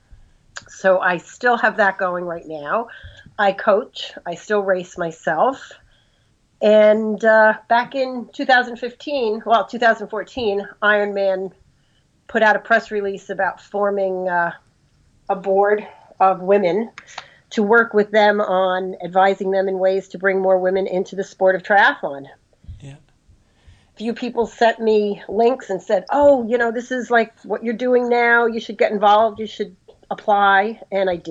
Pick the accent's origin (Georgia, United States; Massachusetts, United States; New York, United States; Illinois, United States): New York, United States; New York City; moved away as an adult; now in New Jersey, United States; I'm originally from Brooklyn, New York. I lived there for a good part of my life. Now I live in New Jersey